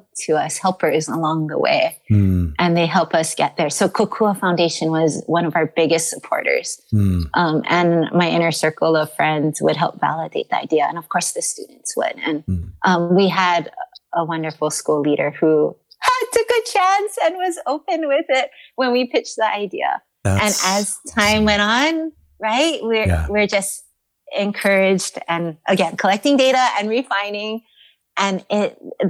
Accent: Kaneohe, Hawaii, United States; also born or lived in Kaimuki, Honolulu; I grew up in Kaneohe, where you're immersed in green. And then now I live in Kaimuki

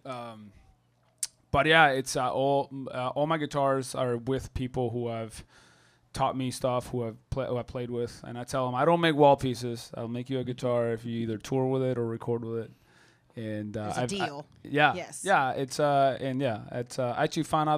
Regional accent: Santiago, Santiago Metropolitan Region, Chile; also born or lived in Germany / New York / California / Oregon; now in Austin, United States; I'm kind of from nowhere and from everywhere at this point. I grew up in Santiago, Chile, and I moved. I've lived in Germany, in New York, in California, Oregon, and now in Texas.

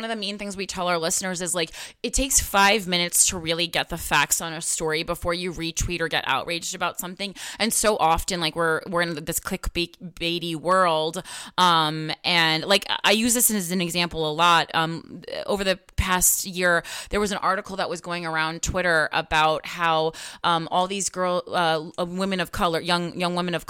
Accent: Union, New Jersey, United States; Yeah, that's how I grew up. And I mean, I'm from Union, New Jersey.

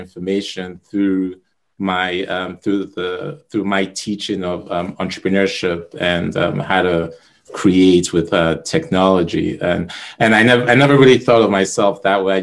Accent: Nigeria; I'm from Nigeria

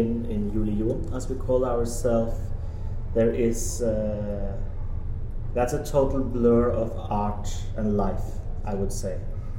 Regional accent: Norway; now in Copenhagen, Denmark; I'm a Norwegian scenographer

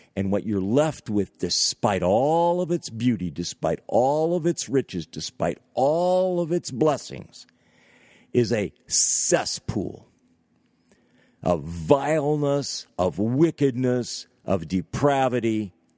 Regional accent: Northeast United States, United States; also born or lived in California; I've lived in extreme Northeast United States of America for most of my life

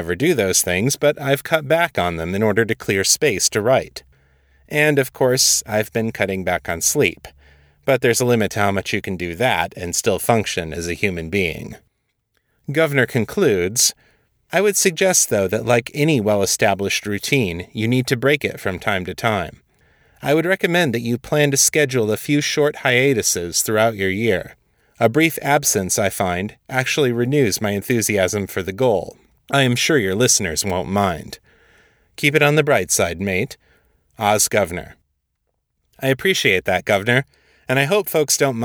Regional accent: Michigan, United States; my home state of Michigan

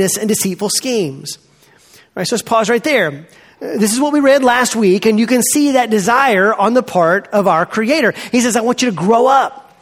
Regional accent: Montgomery, Alabama, United States; I grew up in Montgomery, Alabama, south of here, at Eastern Hills Baptist Church

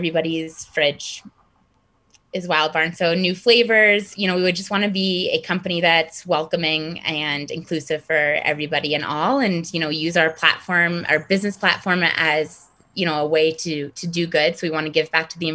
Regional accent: East Coast, United States; moved away; I grew up skiing on the East Coast

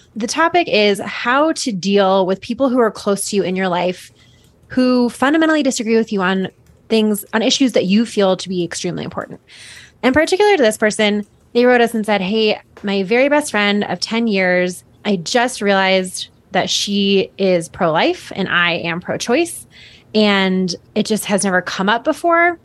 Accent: Boulder, Colorado, United States; growing up in here, I mean, I'm, I live fifteen minutes away from where I grew up

